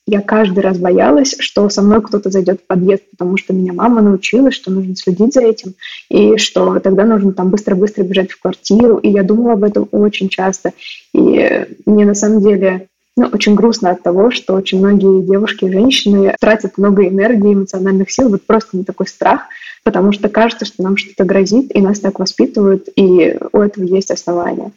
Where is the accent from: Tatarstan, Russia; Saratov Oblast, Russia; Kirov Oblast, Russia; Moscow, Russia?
Moscow, Russia; Я выросла в Москве, в районе Чертанова